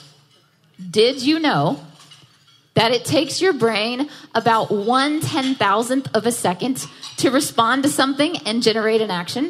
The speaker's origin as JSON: {"language": "English", "town": "Jackson", "region": "Mississippi", "country": "United States", "tie": "born or raised there", "also_born_or_lived": "Nashville, Tennessee", "moved": "as an adult", "lives_now": "New York City, United States", "said": "I was born and raised in Jackson, Mississippi. I moved to Nashville for college, And I lived there for a long time. And last year, I decided it was time to move to New York City."}